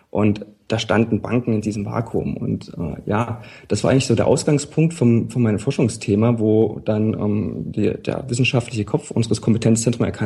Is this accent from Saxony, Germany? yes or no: yes; Leipzig, Saxony, Germany; Wie mein Nachname auch suggeriert, ich komme aus Leipzig. bin gebürtiger Leipziger, habe zwischendurch mal einige Zeit im Ausland gelebt